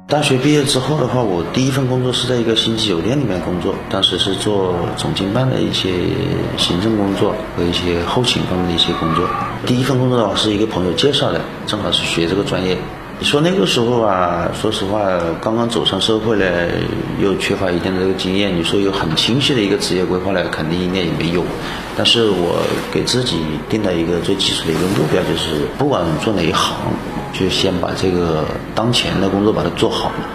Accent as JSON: {"language": "Chinese", "town": "Hengyang", "region": "Hunan", "country": "China", "tie": "born or raised there", "said": "我出生于湖南衡阳，也算是我们本省人。我的家乡呢是一个与有色金属之乡，我的小学啊、初中啊都是在农村长大"}